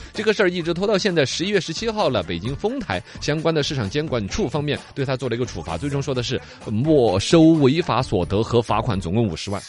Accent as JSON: {"language": "Chinese", "town": "Chengdu", "region": "Sichuan", "country": "China", "said": "我们成都人"}